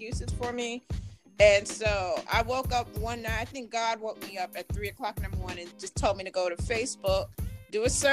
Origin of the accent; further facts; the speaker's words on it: New York, United States; also born or lived in Maryland / North Carolina; now in Charlotte, United States; I'm from New York, but I lived in Maryland for a few years